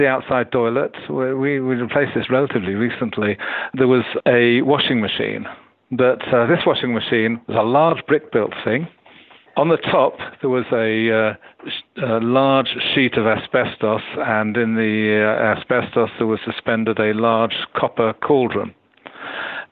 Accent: United Kingdom; as a Brit

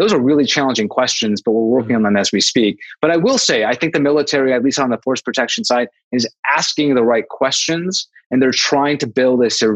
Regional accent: Ohio, United States; now in West Coast, United States; I'm from Ohio, my wife and I met in Toledo, I've long thought about going back home.

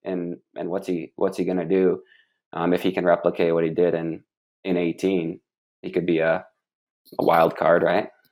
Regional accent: Michigan, United States; I'm from Michigan

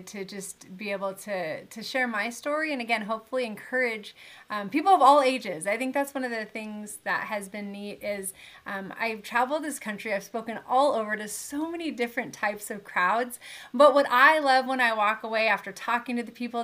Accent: Southern California, United States; I grew up in Southern California. I actually live here now as well

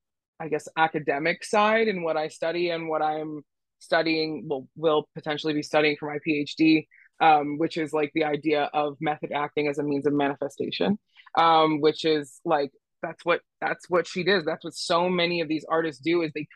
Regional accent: Philadelphia, Pennsylvania, United States; I'm from Philly

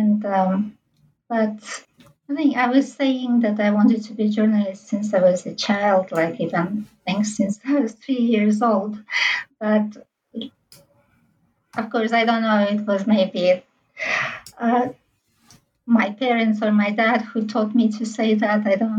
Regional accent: Tashkent, Uzbekistan; English is a second language; we were growing up in central Tashkent in this big apartment block

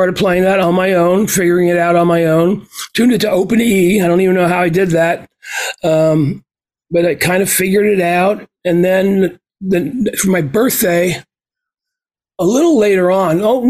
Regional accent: Green Brook, New Jersey, United States; my hometown of Greenbrook, New Jersey

